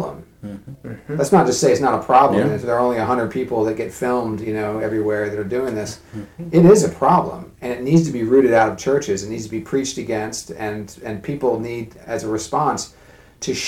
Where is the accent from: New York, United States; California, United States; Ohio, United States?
California, United States; moved away; I grew up in California, where I was surrounded, you know, by people of all ethnicities